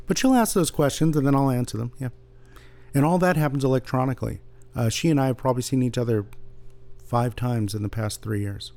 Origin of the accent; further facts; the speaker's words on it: San Jose, California, United States; also born or lived in Santa Barbara; I grew up in San Jose reading Lee Weimars like so many other people did